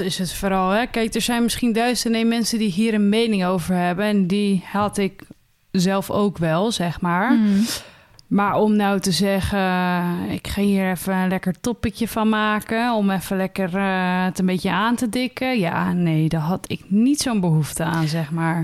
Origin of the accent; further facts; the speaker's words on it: Netherlands; dan zijn we wel Nederlanders